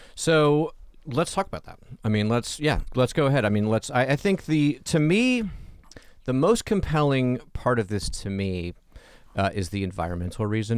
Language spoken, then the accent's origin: English; Atlanta, Georgia, United States; I grew up in Atlanta